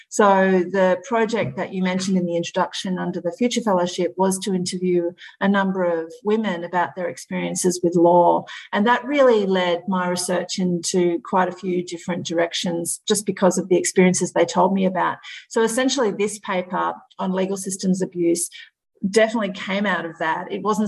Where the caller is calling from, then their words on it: Melbourne, Victoria, Australia; I'm joining you from Melbourne in Victoria in Australia